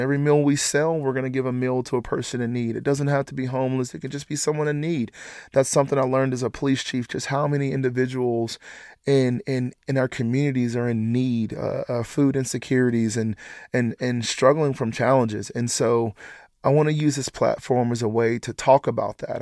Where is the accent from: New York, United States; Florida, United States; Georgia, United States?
Georgia, United States; Atlanta; moved away as an adult; now in Lexington, United States; we're all originally from Atlanta, Georgia